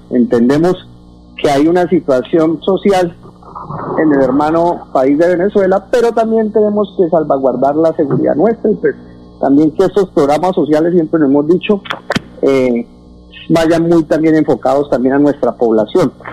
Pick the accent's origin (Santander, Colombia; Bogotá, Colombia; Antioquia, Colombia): Santander, Colombia; Bucaramanga; Yo vengo, usted lo sabe, de, de una comerciante informal eh, que crecimos en el Parque Centenario